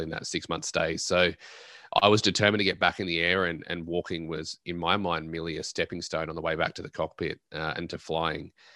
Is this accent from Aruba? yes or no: no; Australia; I'm an Australian at heart